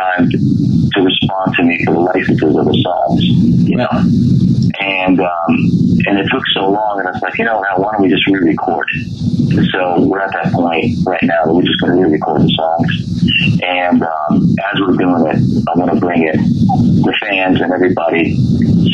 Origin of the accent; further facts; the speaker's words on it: Zagreb, City of Zagreb, Croatia; moved away; I was born in Zagreb